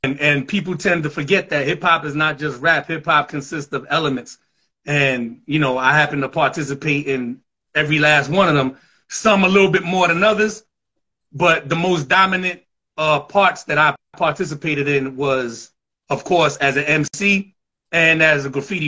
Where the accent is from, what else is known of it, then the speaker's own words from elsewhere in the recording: New York City, New York, United States; I'm from the Southwest section, the Concourse, 170, Elliott, Marcy, Walton, Townsend, Wythe Place